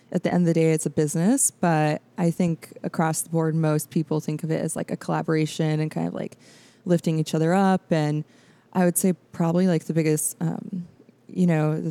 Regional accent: Iowa, United States; moved away as an adult; now in Washington, D.C., United States; I came out here from Iowa for college.

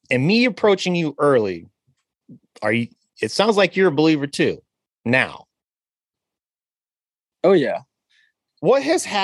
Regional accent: Lawton, Oklahoma, United States; born there; I was born in Lawton, so I know a little something about uh, Oklahoma, but I was just born there yeah. because my dad was in the service.

